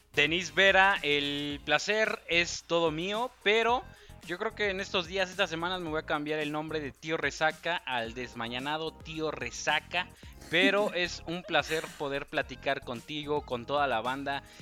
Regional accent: Mexico; yo soy mexicano

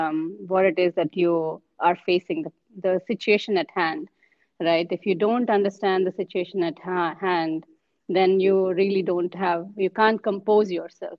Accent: India; coming as an Indian, I have, official 22 official languages in India, and I follow like three, I can speak three.

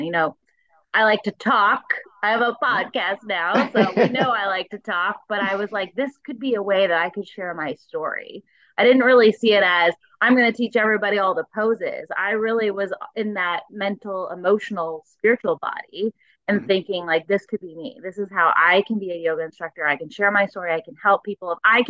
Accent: Florida, United States; I mean, I grew up in Florida.

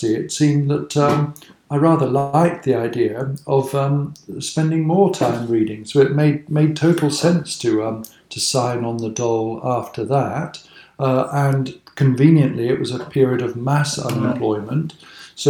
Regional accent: Cheltenham, South West England, United Kingdom; I grew up in Cheltenham, which people think of as being such an archetypal, rather posh Regency town

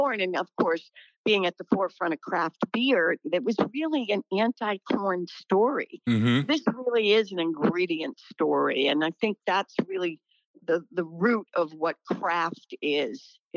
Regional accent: Lynn, Massachusetts, United States; also born or lived in Peabody, Massachusetts; I grew up in Lynn and Peabody, so Danvers was perfectly situated

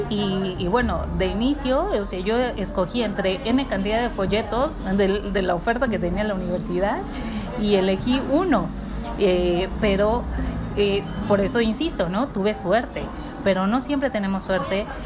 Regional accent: Mexico; como eh, mexicanos.

